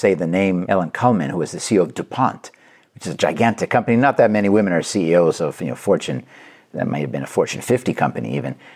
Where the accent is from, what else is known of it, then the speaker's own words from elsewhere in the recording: Quebec, Canada; I grew up in Canada, in Quebec.